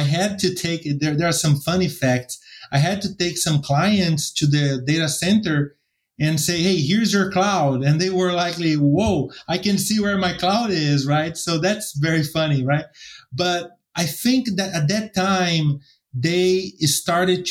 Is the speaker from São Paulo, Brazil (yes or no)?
yes; São Paulo, Brazil; first language Portuguese; English is a second language; moved away; also born or lived in United States; My first language is Portuguese. So I'm Brazilian American, and I was born in São Paulo